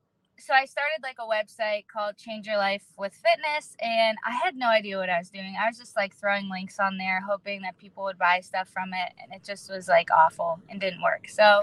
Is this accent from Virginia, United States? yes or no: no; Erie, Pennsylvania, United States; Yeah, Erie, Pennsylvania.